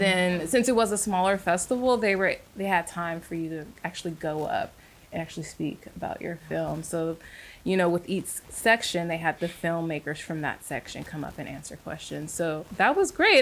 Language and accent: English; San Francisco, California, United States; moved away as an adult; now in Atlanta, United States; I grew up in San Francisco